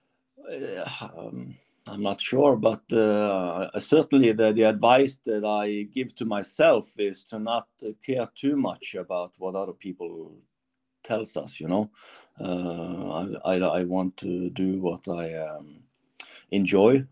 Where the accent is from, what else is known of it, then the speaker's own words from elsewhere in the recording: Norway; it's not Germany, it's Norway